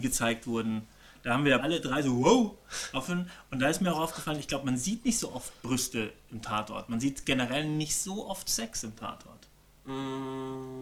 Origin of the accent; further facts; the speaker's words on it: Germany; Bei uns in Deutschland